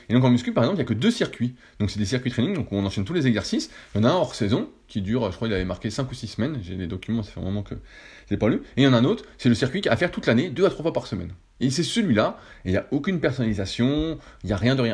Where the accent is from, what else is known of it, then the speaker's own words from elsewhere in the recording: France; en tant que Français